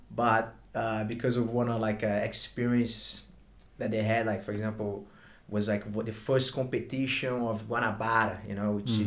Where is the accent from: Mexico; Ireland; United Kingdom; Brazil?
Brazil; accent: Brazilian; English is a second language; moved away as an adult; now in Sydney, Australia; I'm from Brazil, like you can tell by my my Brazilian accent